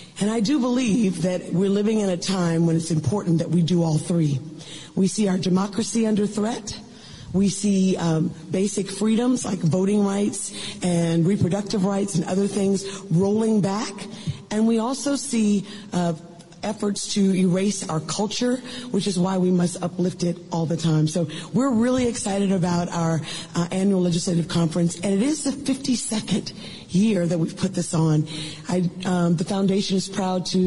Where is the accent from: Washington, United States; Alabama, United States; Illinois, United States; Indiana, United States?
Alabama, United States; born or raised there